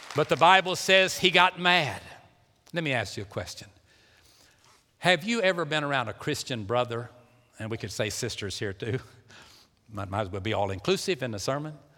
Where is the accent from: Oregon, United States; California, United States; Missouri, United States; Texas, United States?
Texas, United States; Pasadena; I was born in Pasadena, Texas, and I was, uh, lived at four oh two Johnson Street